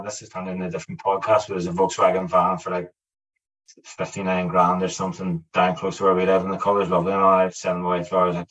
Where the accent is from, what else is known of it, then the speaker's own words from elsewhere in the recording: Ireland; I'm Irish